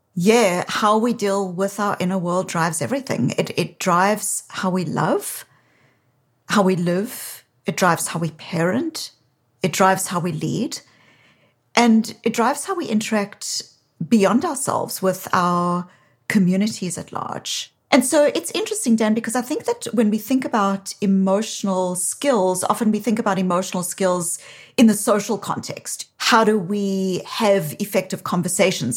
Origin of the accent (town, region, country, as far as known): South Africa; now in Boston, United States